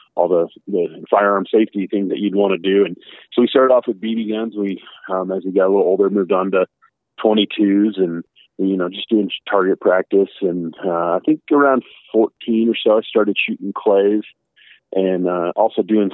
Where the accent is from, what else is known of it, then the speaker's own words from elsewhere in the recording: Littleton, Colorado, United States; I grew up in Littleton, Colorado, which no one really knew about.